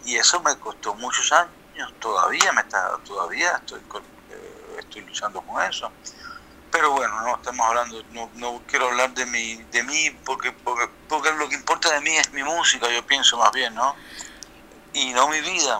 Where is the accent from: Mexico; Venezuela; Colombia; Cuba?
Cuba; now in Brussels, Belgium